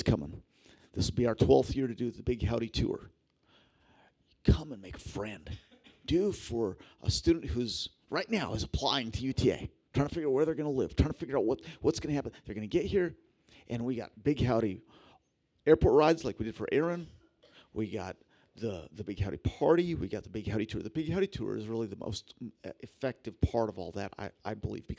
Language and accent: English; Philippines; she's going to the tribal group that I grew up with in the Philippines.